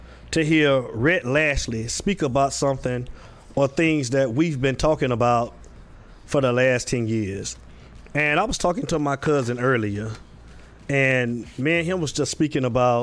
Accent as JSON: {"language": "English", "region": "Florida", "country": "United States", "moved": "yes", "lives_now": "Atlanta, United States", "said": "I'm in Atlanta, Georgia, but I mean, I'm from Florida"}